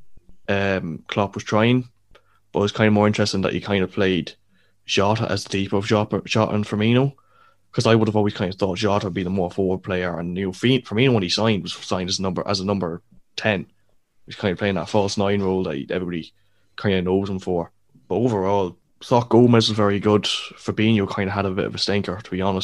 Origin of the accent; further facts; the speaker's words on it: Ireland; we're from Ireland